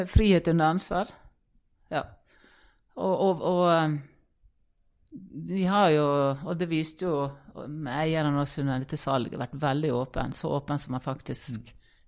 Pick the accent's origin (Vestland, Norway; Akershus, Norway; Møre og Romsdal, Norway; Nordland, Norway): Møre og Romsdal, Norway; Ålesund; moved away; Født og oppvokst i Ålesund.